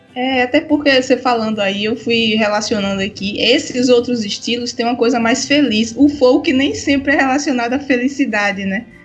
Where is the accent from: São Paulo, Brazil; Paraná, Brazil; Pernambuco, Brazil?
Pernambuco, Brazil; moved away; also born or lived in Paraíba / João Pessoa; eu venho do Nordeste, eu sou de Pernambuco